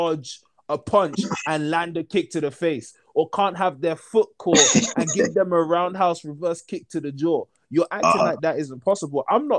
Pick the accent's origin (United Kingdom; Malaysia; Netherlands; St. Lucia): United Kingdom; I'm British. Like, do I not sound British to people?